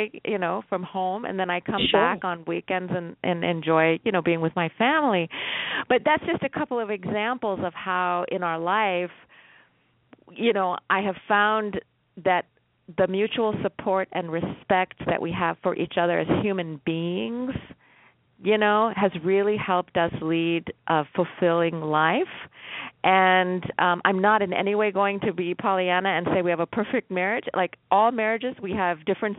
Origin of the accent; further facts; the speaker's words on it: United States; I was raised in America